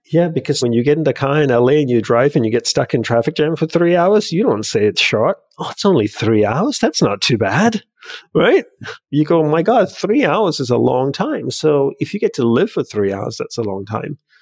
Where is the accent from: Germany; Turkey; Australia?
Australia; also born or lived in Hawaii / Los Angeles; now in United States; I grew up in Australia.